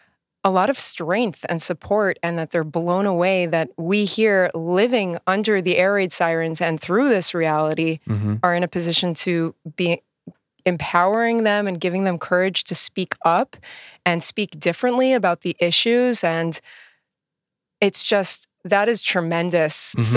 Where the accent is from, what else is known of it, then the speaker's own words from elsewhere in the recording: Queens, New York, United States; born there; I was born in Queens, New York, in a hospital called Franklin General.